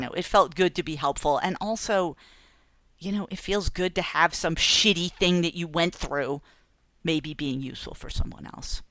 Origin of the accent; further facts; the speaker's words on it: Massachusetts, United States; moved away; two towns over from where I grew up in Massachusetts